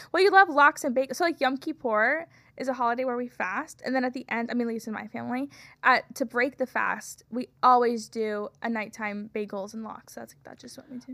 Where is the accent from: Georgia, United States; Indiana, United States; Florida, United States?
Florida, United States; moved away; I'm from Florida